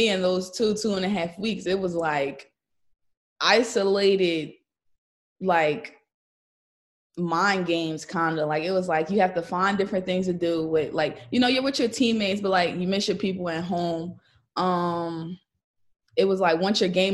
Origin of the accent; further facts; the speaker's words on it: Pennsylvania, United States; I'm from Pennsylvania. We were on the same AAU team growing up.